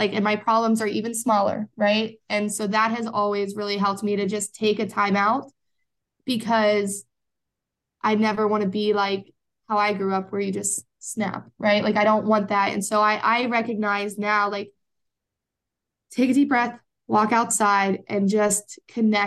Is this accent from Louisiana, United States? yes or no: no; Pennsylvania, United States; Pennsylvania is my home state.